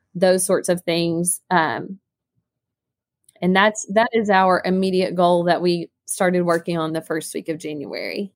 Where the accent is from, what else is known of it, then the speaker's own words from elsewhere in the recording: Northeast Arkansas, United States; also born or lived in Jonesboro, Arkansas; I'm actually from Northeast Arkansas